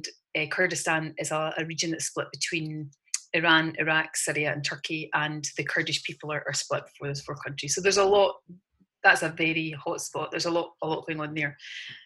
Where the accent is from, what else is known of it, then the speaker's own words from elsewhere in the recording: just outside of Glasgow, Scotland, United Kingdom; moved away as an adult; also born or lived in London; Grew up just outside, well, in just outside of Glasgow